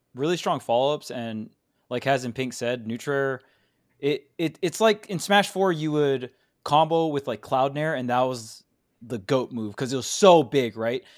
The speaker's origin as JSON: {"language": "English", "region": "Hawaii", "country": "United States", "said": "I'm from Hawaii"}